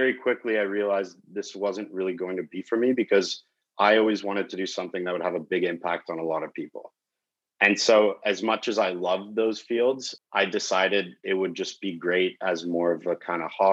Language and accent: English; Calgary, Alberta, Canada; also born or lived in Belgium / Europe / Toronto; Eventually, I ended up moving to Calgary, Alberta